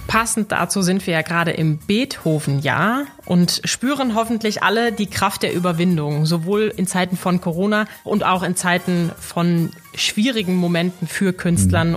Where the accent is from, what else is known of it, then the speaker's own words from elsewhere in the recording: Dortmund, North Rhine-Westphalia, Germany; now in Hamburg, Germany; Ich bin gebürtige Dortmunderin